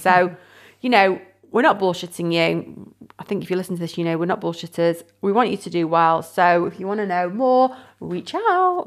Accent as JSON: {"language": "English", "town": "Windsor", "region": "South East England", "country": "United Kingdom", "moved": "yes", "lives_now": "Cheshire, United Kingdom", "said": "originally, I, I'm from Windsor, my parents still live there and everything"}